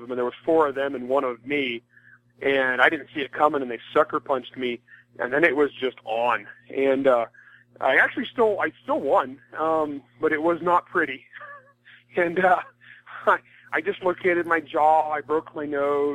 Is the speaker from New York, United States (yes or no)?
no; California, United States; also born or lived in Alabama / Mississippi; I grew up in California, a very rural part of California